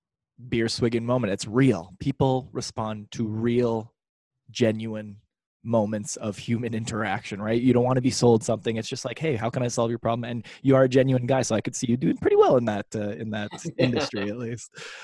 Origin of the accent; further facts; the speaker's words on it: Canada; As a Canadian, I want any potential girlfriend to at least feign interest in how good of a hockey player or skater that I am.